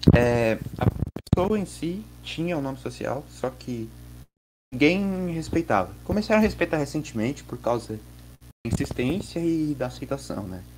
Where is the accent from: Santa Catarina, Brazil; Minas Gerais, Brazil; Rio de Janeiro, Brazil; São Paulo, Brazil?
Santa Catarina, Brazil; Eu sou de Santa Catarina